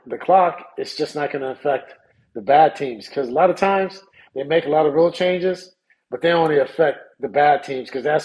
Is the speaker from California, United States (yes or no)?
yes; Sacramento, California, United States; I'm from South Sacramento.